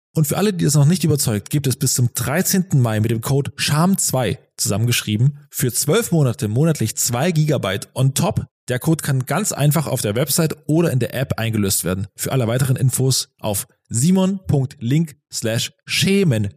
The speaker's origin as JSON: {"language": "German", "region": "eastern Germany", "country": "Germany", "said": "im Osten, wo ich herkomme"}